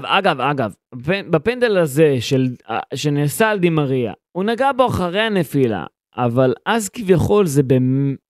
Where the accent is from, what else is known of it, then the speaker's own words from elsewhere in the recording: Israel; אני ישראלי